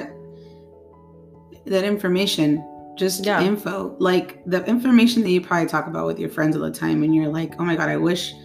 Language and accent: English; Santa Ana, California, United States; also born or lived in Orange, California; I was born in Orange. I was raised in Santa Ana, California